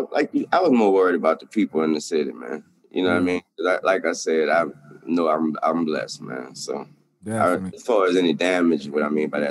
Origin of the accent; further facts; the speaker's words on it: the South, United States; cold, man. I'm from the South, man.